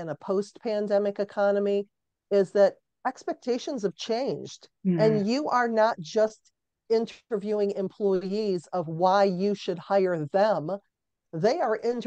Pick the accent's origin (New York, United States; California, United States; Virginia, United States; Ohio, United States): Ohio, United States; Cleveland; I'm born and raised in Cleveland, Ohio.